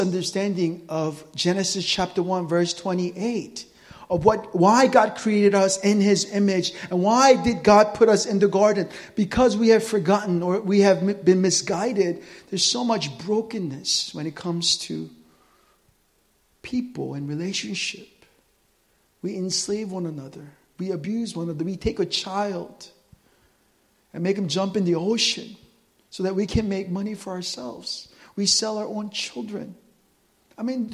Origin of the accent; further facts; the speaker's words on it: United States; I'm American